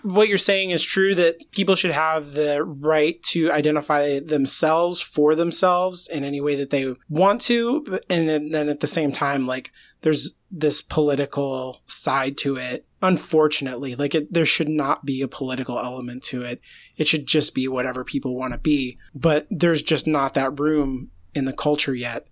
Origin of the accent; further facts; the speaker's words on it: United States; as an American